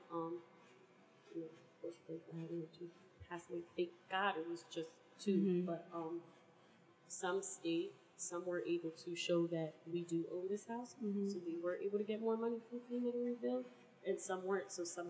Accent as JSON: {"language": "English", "town": "Vieques", "country": "Puerto Rico", "moved": "yes", "said": "the W Hotel there in Vieques, where I'm from"}